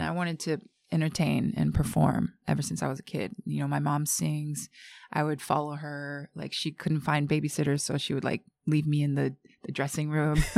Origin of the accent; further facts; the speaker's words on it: Japan; also born or lived in New York; I was born and raised in Japan